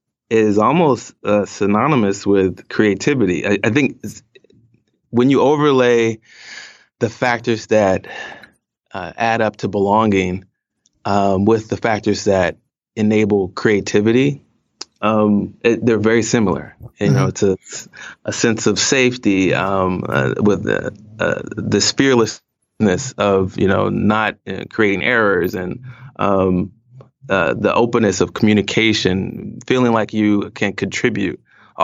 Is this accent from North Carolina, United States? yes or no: yes; North Carolina, United States; also born or lived in Okinawa, Japan / Iwakuni, Japan / California / Washington, D.C.; I actually spent a lot of time growing up in Japan, several years in Okinawa and several years in Iwakuni. And then we moved to, you know, California, South Carolina, D.C., Northern Virginia area, and ended up going to high school and settling in North Carolina.